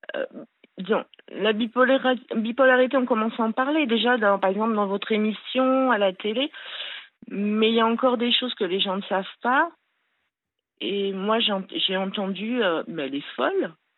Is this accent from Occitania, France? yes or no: no; Le Grand-Bornand, Auvergne-Rhône-Alpes, France; je suis née au Grand Bornand, disons à Annecy, ceux qui connaissent. Euh, donc voilà, j'ai eu euh, une enfance euh, assez super quoi, en montagne.